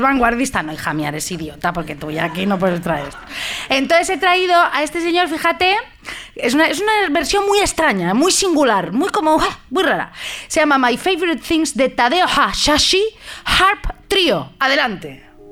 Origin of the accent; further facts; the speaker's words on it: Madrid, Community of Madrid, Spain; soy de Madrid yo